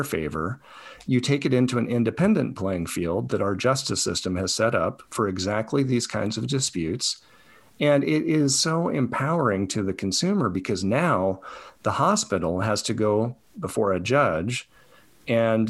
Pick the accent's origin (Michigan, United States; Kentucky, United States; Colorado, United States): Colorado, United States; Where I grew up in Colorado